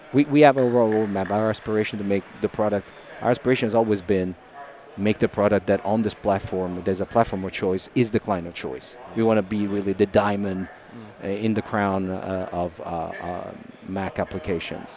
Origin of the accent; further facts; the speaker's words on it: Italy; English is a second language; moved away as an adult; also born or lived in Dublin, Ireland / Seattle, United States; now in California, United States; I was born and raised in Italy